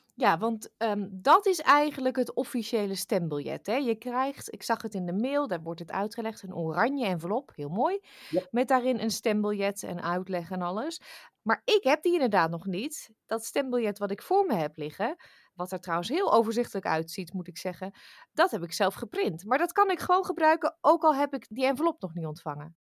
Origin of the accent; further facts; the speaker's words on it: Netherlands; moved away; wij daar als Nederlanders in het buitenland